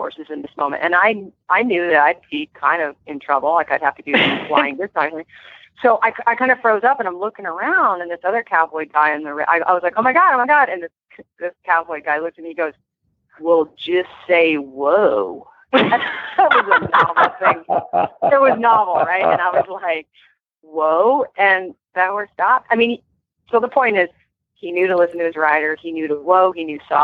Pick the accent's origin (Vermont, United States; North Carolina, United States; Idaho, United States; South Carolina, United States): Vermont, United States; now in California, United States; I'm from Vermont originally, but when I moved out here